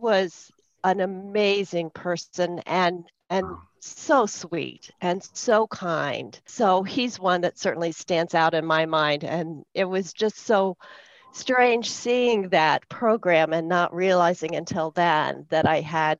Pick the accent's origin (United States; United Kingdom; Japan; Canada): United States; Columbus, Ohio; moved away; I grew up in Columbus, Ohio